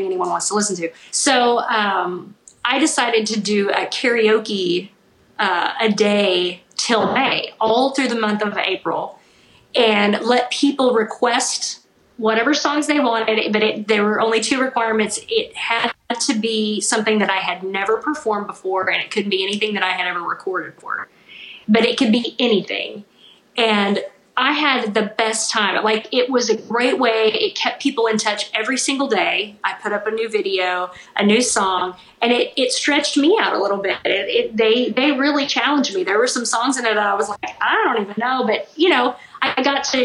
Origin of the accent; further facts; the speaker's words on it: Missouri, United States; I grew up in Missouri